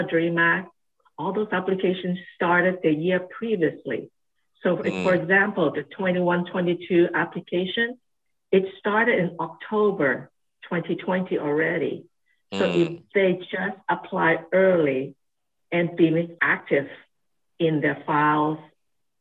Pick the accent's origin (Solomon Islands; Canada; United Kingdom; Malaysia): Solomon Islands; Honiara, Guadalcanal; moved away as an adult; also born or lived in Hong Kong / Australia; now in Santa Barbara, United States; Born and raised in a South Pacific island, and it's called the Solomon Islands, and was born in the island called Guadalcanal.